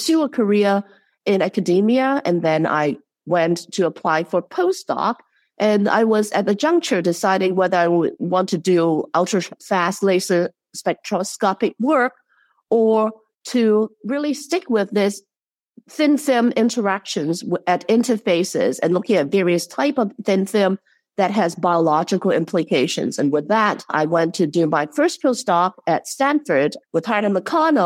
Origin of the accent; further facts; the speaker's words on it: Hong Kong; moved away as an adult; now in Chicago, United States; I grew up in Hong Kong, and it's under the British systems